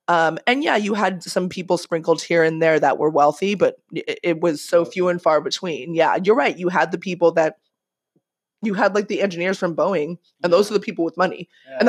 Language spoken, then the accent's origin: English; Manhattan Beach, California, United States; I would tell people I'm from Manhattan Beach